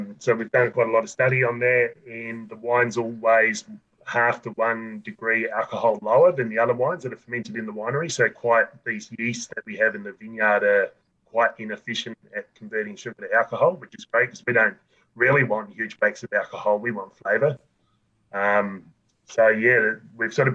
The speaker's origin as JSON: {"language": "English", "region": "South Australia", "country": "Australia", "tie": "born or raised there", "said": "I grew up in South Australia, you know, it's quite hot."}